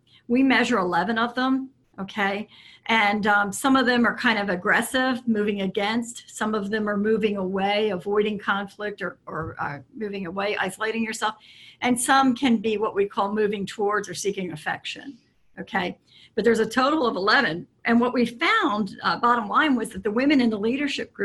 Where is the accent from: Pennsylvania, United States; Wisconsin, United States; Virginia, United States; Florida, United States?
Pennsylvania, United States; Philadelphia; I was raised in the Philadelphia area